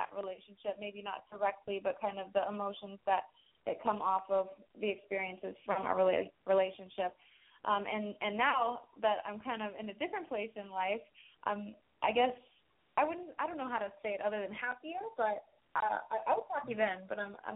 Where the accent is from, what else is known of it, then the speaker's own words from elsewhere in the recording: Jacksonville, Florida, United States; I'm from Jacksonville, Florida.